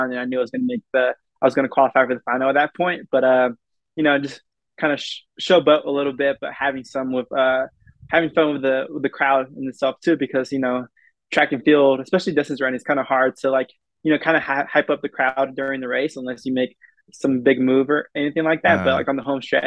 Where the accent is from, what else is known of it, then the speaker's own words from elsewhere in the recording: United States; I'm as American as anybody else here, but you know, this is where I grew up. This is my home.